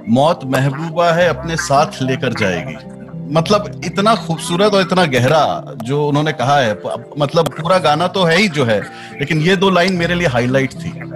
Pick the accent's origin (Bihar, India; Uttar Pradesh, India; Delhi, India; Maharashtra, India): Uttar Pradesh, India; Allahabad; मैं इलाहाबाद से हूँ